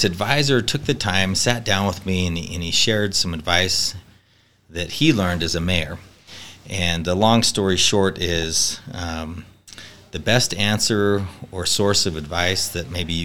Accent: Riverton, Utah, United States; now in Riverton, Wyoming, United States; I'm from Riverton, Utah

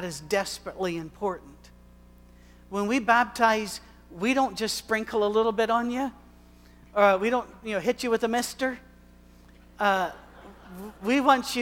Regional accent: Scotland, United Kingdom; I am a male. I am white. I am Scottish. I am old.

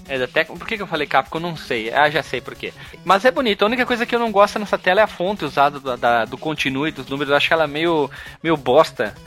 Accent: Rio Grande do Sul, Brazil; eu sou gaúcho

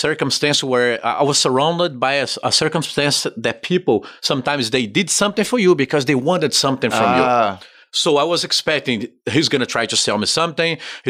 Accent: Brazil; moved away as an adult; also born or lived in Pompano Beach, Florida; now in United States; I'm actually from Brazil.

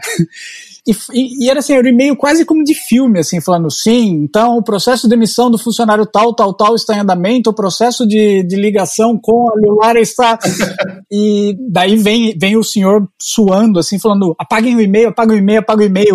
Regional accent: Jaú, São Paulo, Brazil; moved away as an adult; also born or lived in Catanduva; now in Portugal; Passei dos 5 aos 17 anos em Jaú

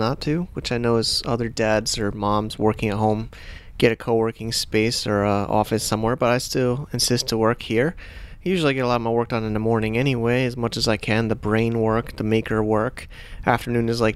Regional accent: United States; also born or lived in Hong Kong; now in Chiang Mai, Thailand; I could have moved back to America. I'm an American

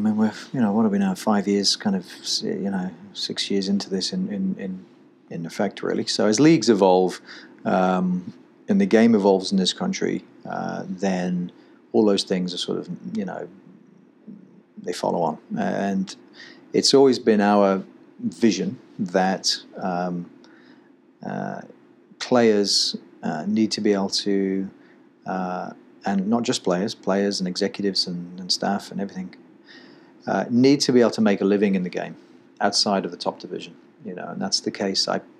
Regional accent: England, United Kingdom; moved away as an adult; now in United States; in 2002 when I came over from England and played in Charleston Battery.

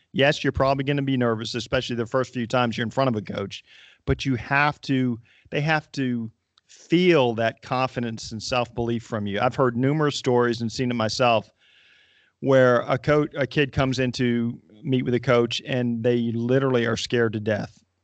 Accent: North Carolina, United States; I grew up in North Carolina

